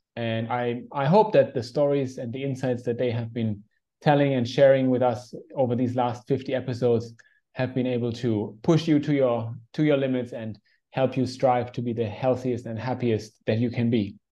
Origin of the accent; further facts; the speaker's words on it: Germany; now in Indonesia; growing up in Germany